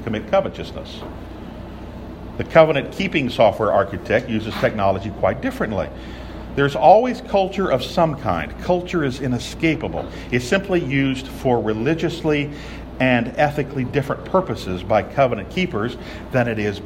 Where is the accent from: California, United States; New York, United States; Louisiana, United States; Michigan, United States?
California, United States; my home state of California